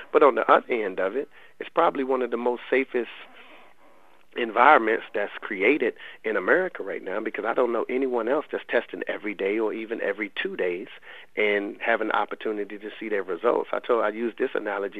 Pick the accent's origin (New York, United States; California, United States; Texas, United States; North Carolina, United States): North Carolina, United States; Raleigh; they know I'm from the Lane Street Housing Projects in in Raleigh, and I lived um, over half my life in those projects